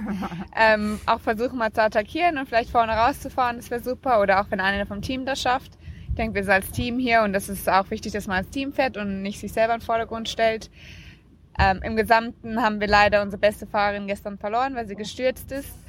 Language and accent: German; Namibia; Und ich bin auch sehr stolz darauf, mein Heimatland hier zu vertreten.